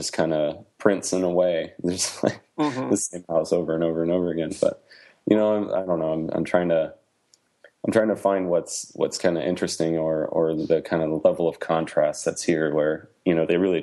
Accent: Midwest, United States; moved away as an adult; now in Middle Tennessee, United States; I am a Midwesterner

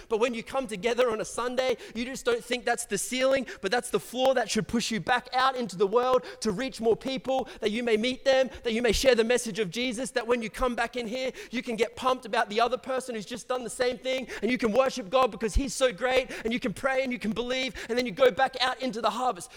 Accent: Brisbane, Queensland, Australia; I grew up in the south side of Brisbane

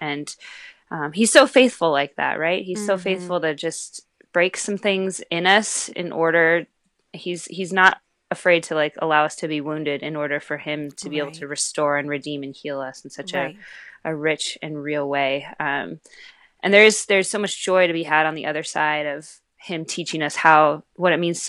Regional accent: Pacific Northwest, United States; And we grew up in the Northwest together.

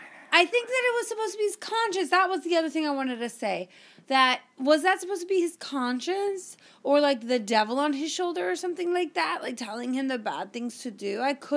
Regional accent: Canada; I'm Canadian.

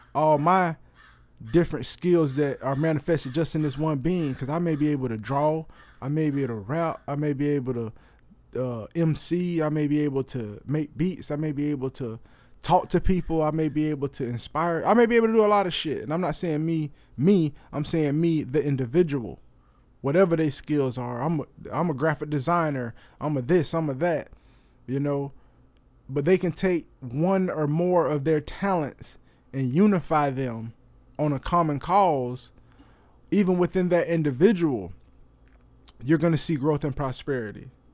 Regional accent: Florida, United States; I'm from Florida.

